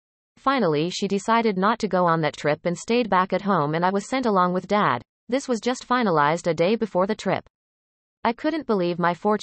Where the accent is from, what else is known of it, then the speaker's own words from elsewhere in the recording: India; my hometown in India.